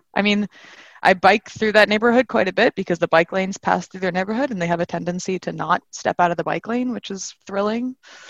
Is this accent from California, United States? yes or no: yes; Bay Area, just north of San Francisco, California, United States; now in New York, United States; Just north of San Francisco, like where literally all the hippie stuff happened in the 60s. So I grew up in that world